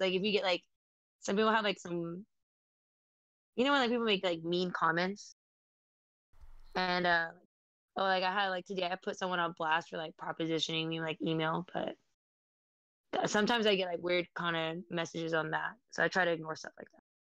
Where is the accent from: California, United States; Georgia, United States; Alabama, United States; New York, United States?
California, United States; San Jose; I'm a model from San Jose, California, and I'm half Vietnamese and Filipino